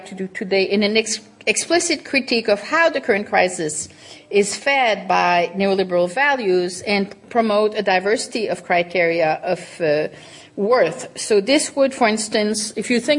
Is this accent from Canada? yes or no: yes; Canada; moved away; When I was growing up in Canada